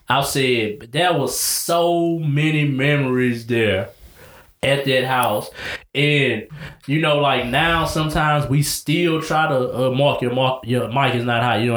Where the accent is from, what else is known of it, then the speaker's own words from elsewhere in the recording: Arkansas, United States; I'm from Arkansas.